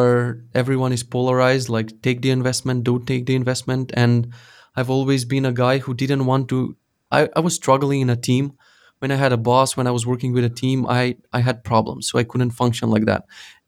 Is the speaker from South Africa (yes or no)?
no; North Macedonia; So I made this like a news portal for our country. I'm from Macedonia.